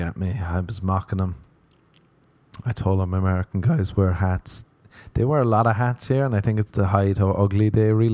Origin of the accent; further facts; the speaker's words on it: Ireland; moved away; I was growing up in Ireland.